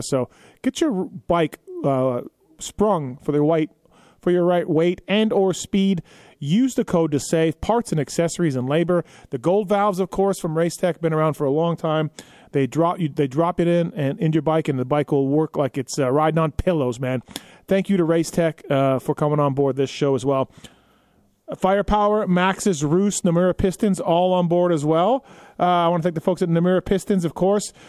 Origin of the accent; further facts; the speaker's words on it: Canada; I'm Canadian